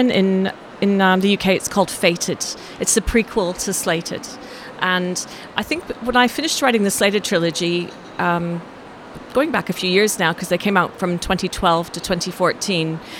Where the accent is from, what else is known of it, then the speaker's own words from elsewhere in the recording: Canada; also born or lived in France / Australia; now in England, United Kingdom; I was born in France. And then I was raised in Canada, moved to Australia, and then moved to England.